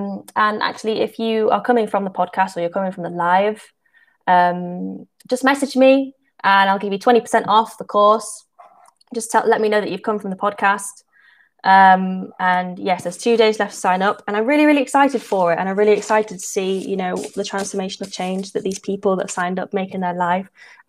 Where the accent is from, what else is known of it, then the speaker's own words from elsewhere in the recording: England, United Kingdom; I'm from England.